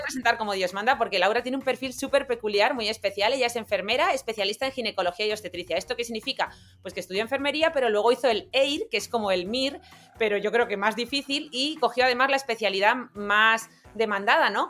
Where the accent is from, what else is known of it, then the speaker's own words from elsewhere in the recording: Granada, Andalusia, Spain; somos de Granada